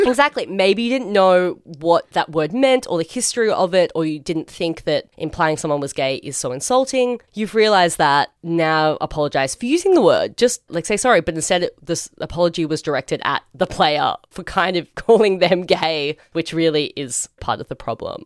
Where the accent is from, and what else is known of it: Australia